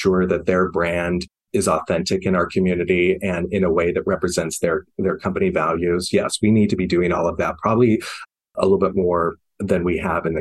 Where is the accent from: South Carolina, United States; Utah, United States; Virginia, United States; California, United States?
Utah, United States; Bountiful; I'm from Utah. I'm from, you know, Bountiful, Utah. And I definitely have that experience of growing up in an area that was not friendly to my life